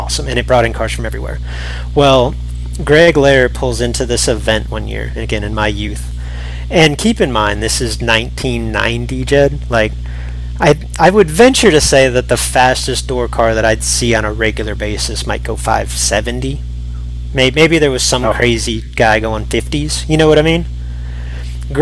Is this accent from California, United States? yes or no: no; North Texas, United States; The biggest event in our area, growing up in North Texas, was called the Texas Shootout